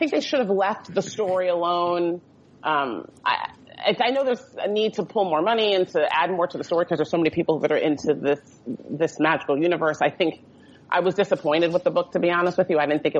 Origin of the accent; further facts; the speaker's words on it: New Jersey, United States; I'm from New Jersey, the great armpit of America